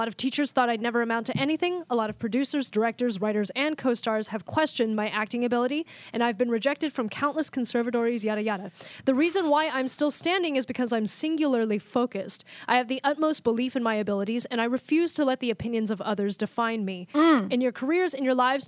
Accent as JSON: {"language": "English", "country": "United States", "said": "as a Chinese American"}